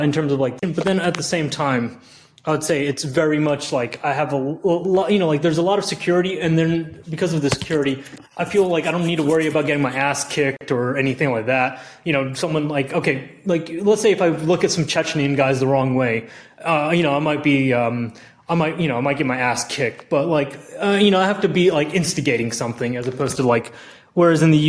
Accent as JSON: {"language": "English", "town": "Augusta", "region": "Georgia", "country": "United States", "tie": "born or raised there", "also_born_or_lived": "Stony Brook, New York", "moved": "yes", "said": "I moved to Stony Brook, and then I grew up in Augusta, Georgia"}